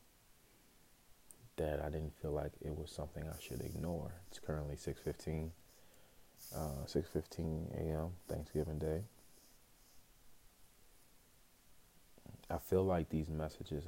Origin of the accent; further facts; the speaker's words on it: Chicago, Illinois, United States; now in Phoenix, United States; I was born in Chicago, Illinois.